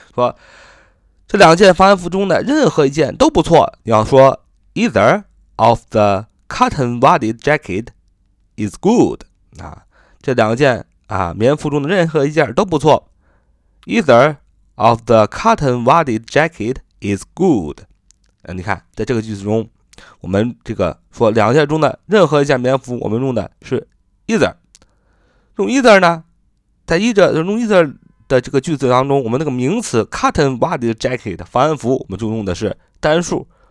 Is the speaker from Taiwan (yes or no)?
no; China; 我们中国人